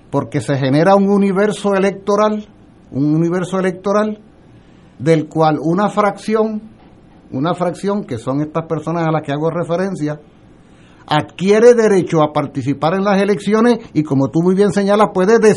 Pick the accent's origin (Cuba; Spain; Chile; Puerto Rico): Puerto Rico; also born or lived in Mexico